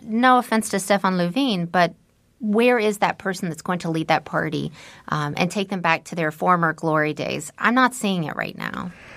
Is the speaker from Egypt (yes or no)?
no; United States; moved away as an adult; now in Sweden; When I moved to Sweden as an American